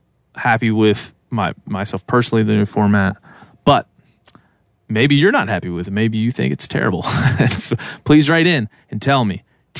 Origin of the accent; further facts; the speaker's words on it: Western Maryland, United States; moved away; I grew up in Western Maryland. Basically, I mean, we could walk to the Pennsylvania border